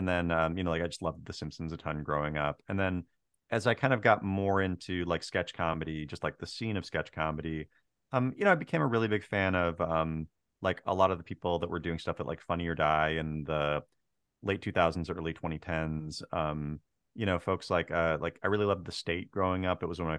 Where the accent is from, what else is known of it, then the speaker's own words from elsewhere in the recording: Marysville, Washington, United States; And I grew up like on the Tulalip Res and then kind of just like across the railroad tracks in Marysville.